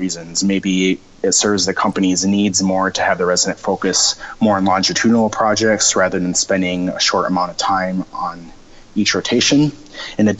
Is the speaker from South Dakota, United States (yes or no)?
yes; Sioux Falls, South Dakota, United States; moved away as an adult; now in Minneapolis, United States; I'm originally from Sioux Falls, South Dakota, and so this was a big change coming to a big city